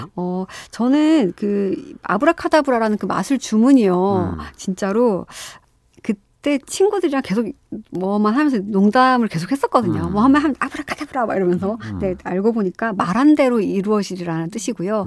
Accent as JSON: {"language": "Korean", "region": "Busan", "country": "South Korea", "tie": "born or raised there", "said": "고향이 부산이고요"}